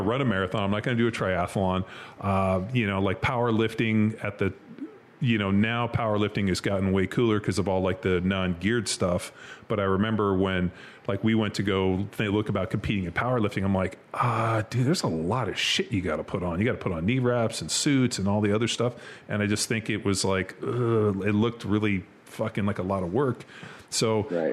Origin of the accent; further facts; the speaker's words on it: Southern California, United States; also born or lived in Kansas City; I grew up in Southern California. Like I grew up swimming in the ocean